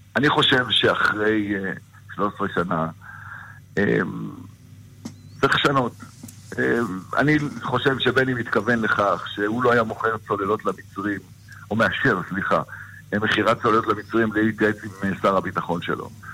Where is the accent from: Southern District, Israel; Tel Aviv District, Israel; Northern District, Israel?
Northern District, Israel; אני גדלתי שם.